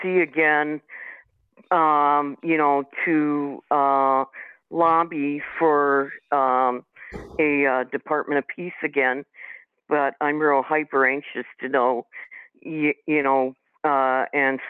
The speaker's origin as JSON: {"language": "English", "town": "Saint Paul", "region": "Minnesota", "country": "United States", "said": "I'm from St. Paul."}